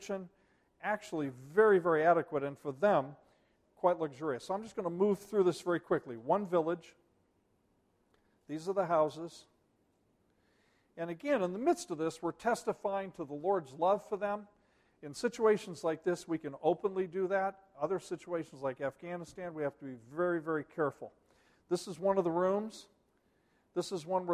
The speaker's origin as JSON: {"language": "English", "country": "United States", "said": "as an American"}